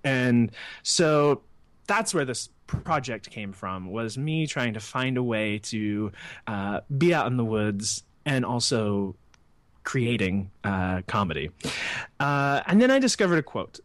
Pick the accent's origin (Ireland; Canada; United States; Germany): United States; Missouri; also born or lived in Brooklyn, New York; now in Los Angeles, United States; I grew up in Missouri on a pig farm